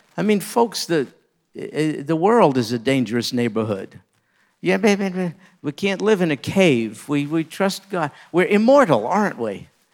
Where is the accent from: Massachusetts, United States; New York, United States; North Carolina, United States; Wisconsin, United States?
New York, United States; I grew up in New York